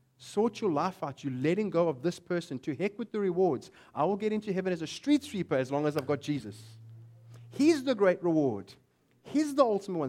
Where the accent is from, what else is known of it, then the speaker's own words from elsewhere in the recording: South Africa; But I am a South African